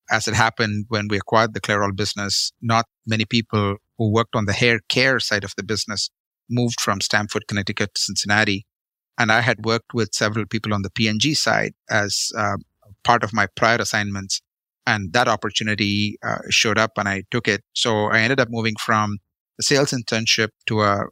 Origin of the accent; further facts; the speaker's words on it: Chennai, Tamil Nadu, India; born in South India, grew up in a city called Madras, now called Chennai.